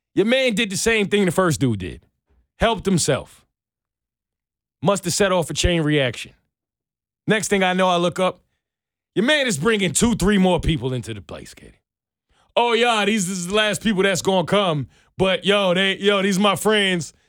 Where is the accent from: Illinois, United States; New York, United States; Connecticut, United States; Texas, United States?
New York, United States; moved away; I'm from New York